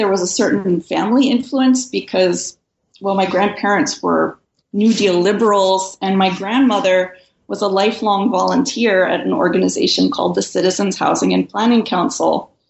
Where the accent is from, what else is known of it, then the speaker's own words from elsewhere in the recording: New York City, New York, United States; I grew up in New York City in the 1970s and the 1980s.